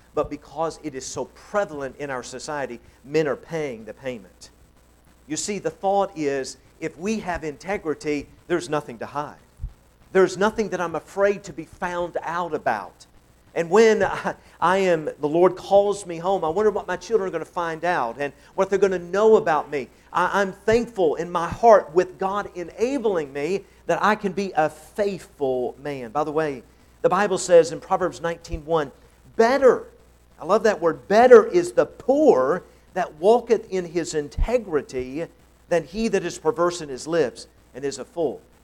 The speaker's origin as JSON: {"language": "English", "region": "Tennessee", "country": "United States", "said": "I'm from Tennessee"}